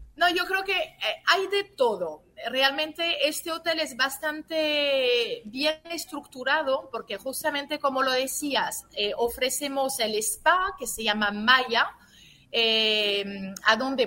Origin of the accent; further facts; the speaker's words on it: France; now in Dominican Republic; nací, en Francia y como, como siempre digo, aún haber nacido en Francia y teniendo también un papá italiano, me siento dominicana de corazón